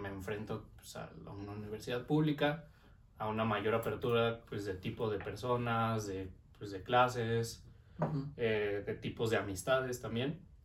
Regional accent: Mexico

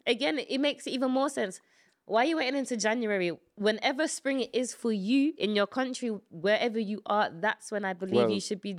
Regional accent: United Kingdom; born there; I'm very British. Well, I was born here.

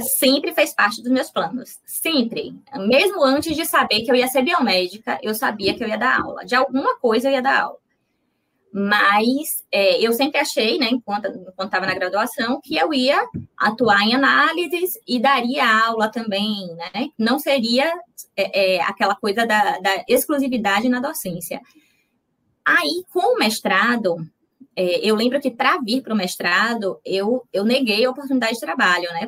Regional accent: Itabuna, Bahia, Brazil; moved away as an adult; now in Salvador, Brazil; eu sou de Itabuna. De Itabuna. Eu sou de Itabuna, fiz a faculdade na UESC, que é Ilhéus, né, do lado

